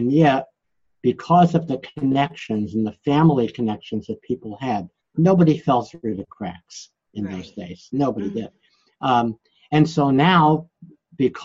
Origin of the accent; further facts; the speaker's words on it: New York City, New York, United States; I'm from Brooklyn, New York